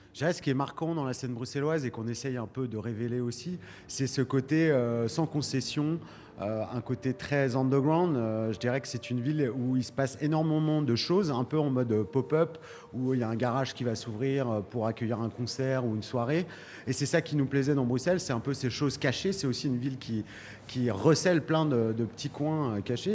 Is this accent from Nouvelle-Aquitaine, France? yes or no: no; Lyon, Auvergne-Rhône-Alpes, France; je viens de Lyon